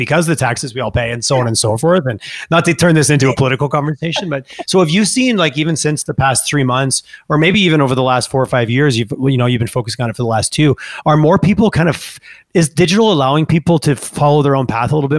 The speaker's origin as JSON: {"language": "English", "town": "Montreal", "region": "Quebec", "country": "Canada", "tie": "born or raised there", "also_born_or_lived": "Toronto", "moved": "yes", "lives_now": "Calgary, Canada", "said": "I grew up in Montreal and I spent a lot of time in Toronto. When I first moved here 20 years ago"}